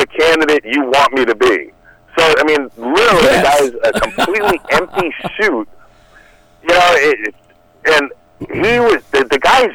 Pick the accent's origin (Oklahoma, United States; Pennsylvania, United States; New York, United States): New York, United States; I'm from New York